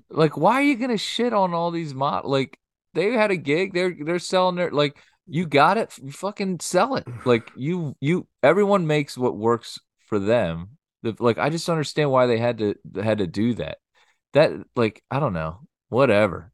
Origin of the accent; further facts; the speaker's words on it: Lansdale, Pennsylvania, United States; I'm from Lansdale